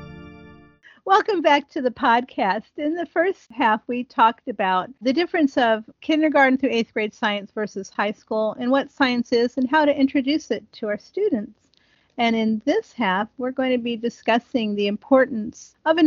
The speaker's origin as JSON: {"language": "English", "region": "Ohio", "country": "United States", "tie": "born or raised there", "said": "I grew up in Ohio, and there's a tree called the buckeye tree"}